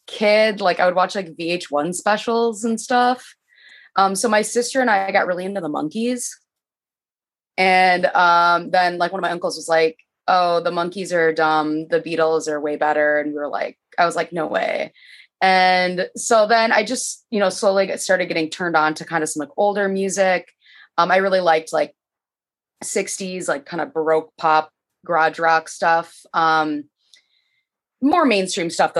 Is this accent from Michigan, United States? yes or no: yes; Michigan, United States; moved away as an adult; now in Chicago, United States; I'm from Michigan